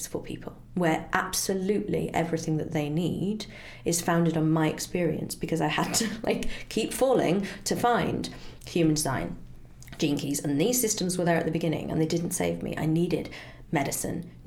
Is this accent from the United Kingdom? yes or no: yes; United Kingdom; as a Brit